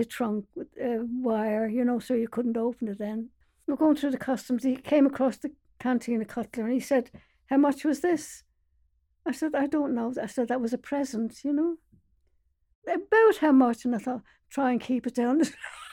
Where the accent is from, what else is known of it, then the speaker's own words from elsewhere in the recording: Dublin, Leinster, Ireland; moved away as an adult; now in London, United Kingdom; I was born in Dublin, in Golden Lane, on the 18th of February